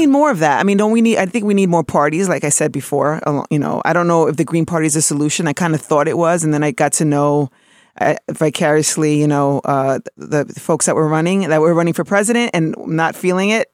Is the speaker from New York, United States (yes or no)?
yes; New York City, New York, United States; being born in New York City and of being an American